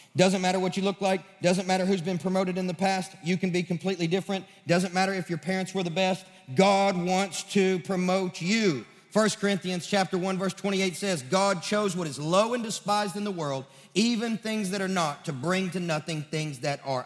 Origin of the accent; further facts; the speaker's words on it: Sacramento, Kentucky, United States; now in Nashville, United States; I'm from Sacramento, Kentucky